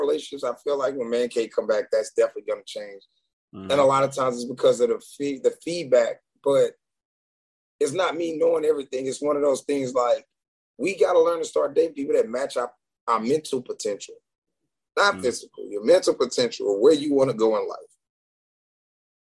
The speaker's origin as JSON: {"language": "English", "town": "Houston", "region": "Texas", "country": "United States", "said": "I'm from Houston"}